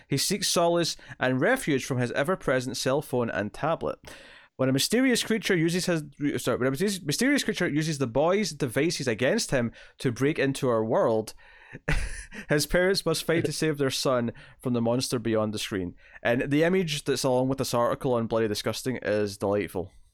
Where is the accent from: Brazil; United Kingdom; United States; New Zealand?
United Kingdom; Scotland; I'm Scottish